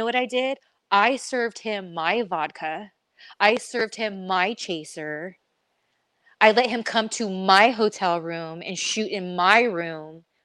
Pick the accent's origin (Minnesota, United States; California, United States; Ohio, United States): California, United States; I come from, born and raised in California